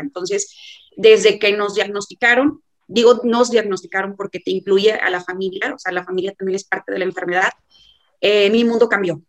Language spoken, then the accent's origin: Spanish; Monterrey, Nuevo León, Mexico; soy de Monterrey